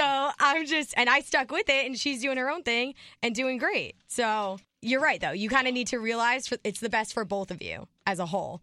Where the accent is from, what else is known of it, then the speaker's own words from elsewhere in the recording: New Jersey, United States; We're from New Jersey.